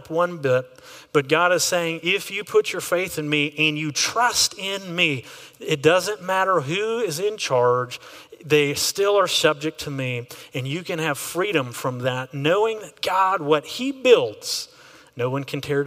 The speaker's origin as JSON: {"language": "English", "region": "Texas", "country": "United States", "said": "I am an American, which gives me a very unique flavor when I'm looking at government. But I'm also a Texan, which gives a whole other flavor."}